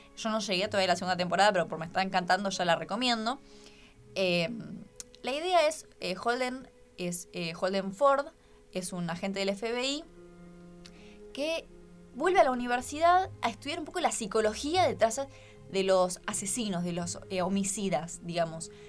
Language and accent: Spanish; Argentina